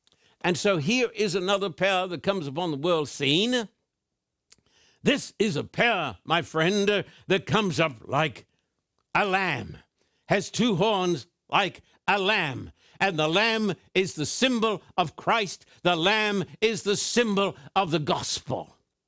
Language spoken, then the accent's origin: English; Australia; In fact, when I was just a boy growing up in Australia, this was taught in virtually all of the churches.